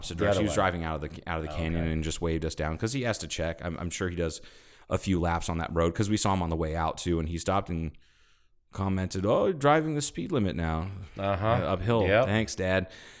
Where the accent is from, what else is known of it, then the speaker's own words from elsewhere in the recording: Mississippi, United States; Well, I'm from Mississippi.